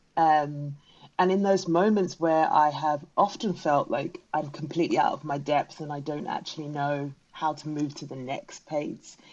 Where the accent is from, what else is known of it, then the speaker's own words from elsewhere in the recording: London, United Kingdom; I'm British-born Ghanaian, so that means my parents are from Ghana. I very carry both cultures with me, um, and when growing up, the Ghanaian culture, even though we were in South London, was very much present in our home